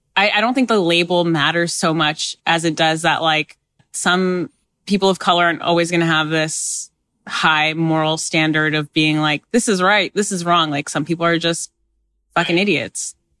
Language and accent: English; Canada; I was born in Canada